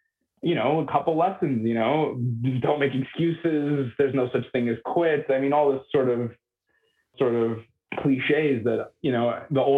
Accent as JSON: {"language": "English", "town": "Montreal", "region": "Quebec", "country": "Canada", "tie": "born or raised there", "said": "I grew up in Montreal"}